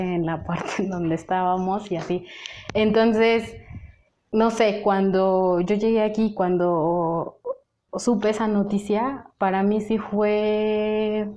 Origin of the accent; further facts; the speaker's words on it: Mexico; also born or lived in Lebanon; yo soy de México